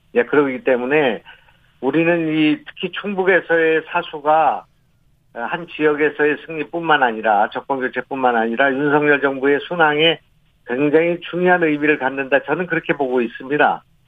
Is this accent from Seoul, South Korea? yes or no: no; North Chungcheong, South Korea; moved away; also born or lived in Gyeonggi Province; 제 고향이 이제 충청북도이고 거기서 자랐고, 예. 낳고